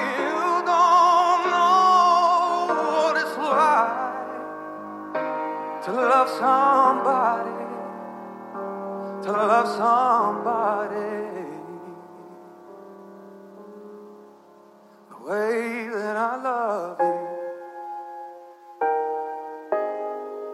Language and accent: English; East Tennessee, United States; now in Orange County, United States; I'm originally from East Tennessee, but right now I live in Orange County